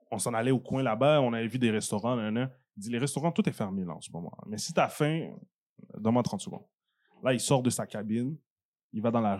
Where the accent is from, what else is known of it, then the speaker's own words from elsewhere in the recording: Haiti; Ah non, moi, je suis un vrai haïtien, là, dessus là.